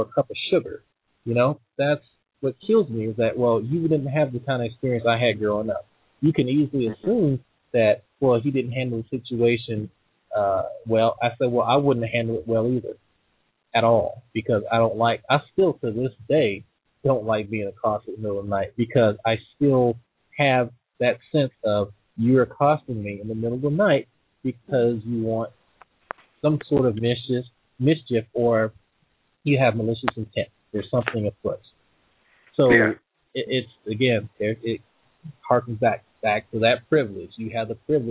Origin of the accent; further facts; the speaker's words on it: Slidell, Louisiana, United States; I grew up in Slida, Louisiana